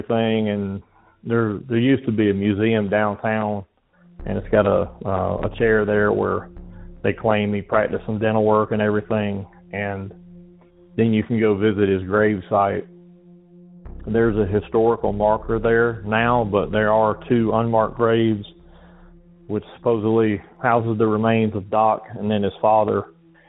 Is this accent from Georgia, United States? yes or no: yes; Griffin, Georgia, United States; He was born and raised in Griffin, Georgia, the same as I was